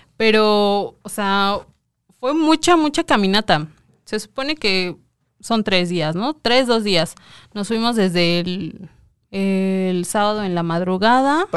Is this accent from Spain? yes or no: no; Coacalco, State of Mexico, Mexico; yo soy de Coacalco